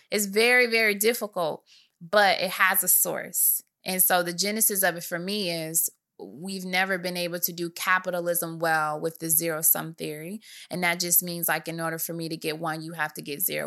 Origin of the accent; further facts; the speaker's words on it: Michigan, United States; I'm from Michigan